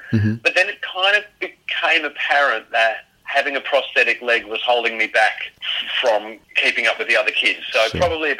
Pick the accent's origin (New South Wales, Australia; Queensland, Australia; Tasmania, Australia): New South Wales, Australia; Sydney; moved away; even though I grew up in the Shire of Sydney. I grew up in the Sutherland Shire